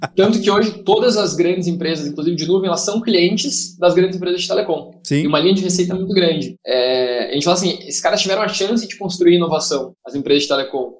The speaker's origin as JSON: {"language": "Portuguese", "region": "Rio Grande do Sul", "country": "Brazil", "said": "sou gaúcho"}